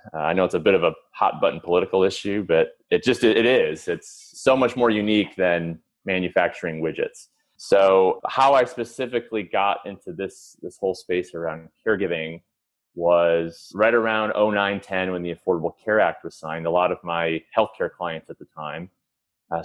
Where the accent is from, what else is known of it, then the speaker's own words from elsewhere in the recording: Chicago, Illinois, United States; I grew up in Chicago. I'm from a big Irish Catholic family.